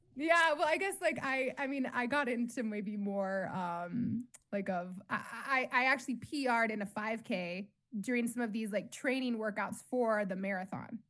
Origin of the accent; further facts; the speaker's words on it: Colorado, United States; I grew up in Colorado